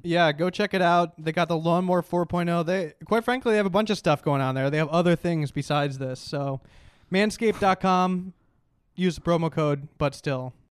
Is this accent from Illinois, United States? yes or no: yes; Chicago suburbs, Illinois, United States; born or raised there; moved away